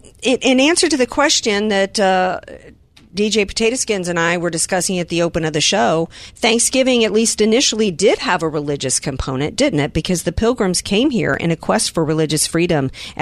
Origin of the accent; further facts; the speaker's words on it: Deep South, United States; For my family, I grew up in the Deep South in the Bible Belt.